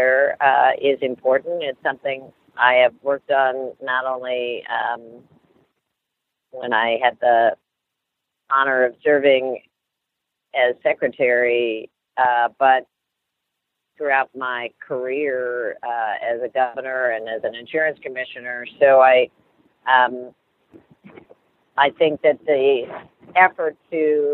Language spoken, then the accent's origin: English; Ohio, United States; Ohio, which is my home state